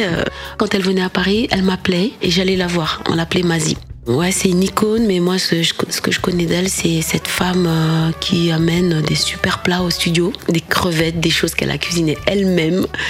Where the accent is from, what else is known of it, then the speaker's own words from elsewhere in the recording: Dakar, Senegal; first language Wolof; French is a second language; moved away; C'est ma langue natale, donc c'est une source. Quand je chante en Wolof, j'ai vraiment l'impression que je, je, suis toujours cette Sénégalaise euh, qui a jamais quitté Dakar